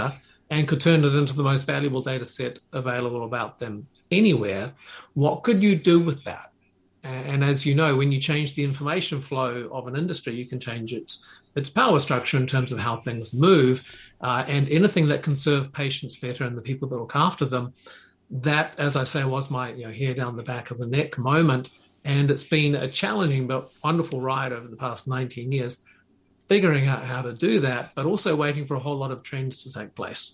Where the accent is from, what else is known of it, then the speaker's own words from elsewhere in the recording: New Zealand; moved away as an adult; also born or lived in Japan; I moved there from New Zealand at a young age after university.